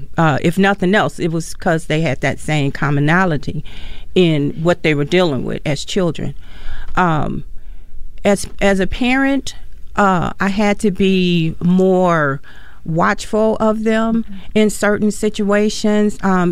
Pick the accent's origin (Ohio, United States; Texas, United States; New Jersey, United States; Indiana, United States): Indiana, United States; Gary; now in Mankato, United States; I came from Gary, Indiana.